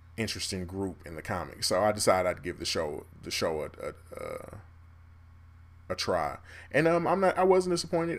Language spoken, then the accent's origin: English; Kansas City, United States; I'm from Kansas City.